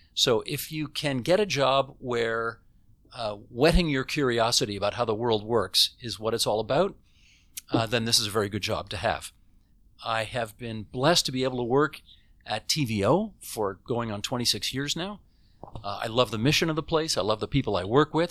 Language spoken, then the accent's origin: English; Hamilton, Ontario, Canada; moved away as an adult; now in Toronto, Canada; I lived in Hamilton the first eighteen years of my life